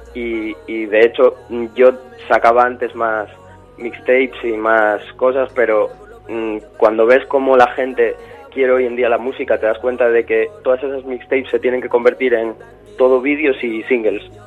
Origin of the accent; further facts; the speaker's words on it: Gijón, Asturias, Spain; now in Madrid, Spain; Soy de Asturias